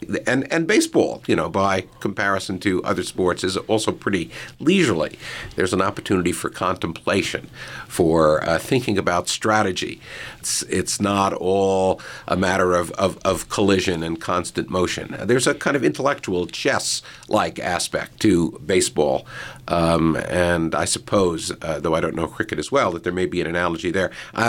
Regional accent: New York City, New York, United States; first language English; I grew up in Brooklyn in the 1950s, and I was a passionate Dodger fan.

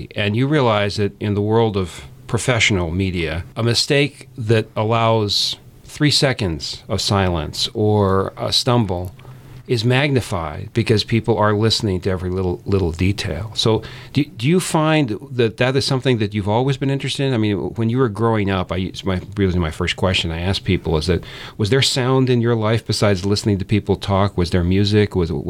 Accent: Northeast, United States; and I grew up in the Northeast too

